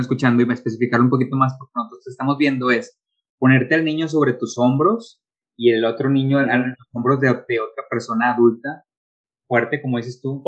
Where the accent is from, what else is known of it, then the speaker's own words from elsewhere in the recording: Monterrey, Nuevo León, Mexico; somos de Monterrey